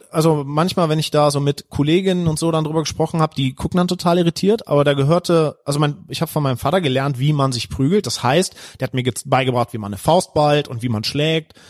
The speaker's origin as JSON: {"language": "German", "area": "Heinsberg district", "region": "North Rhine-Westphalia", "country": "Germany", "moved": "yes", "said": "Ich komme nämlich aus dem Kreis Heinsberg"}